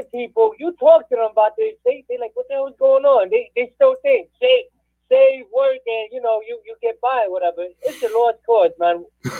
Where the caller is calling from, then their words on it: New Jersey, United States; It's … from New Jersey.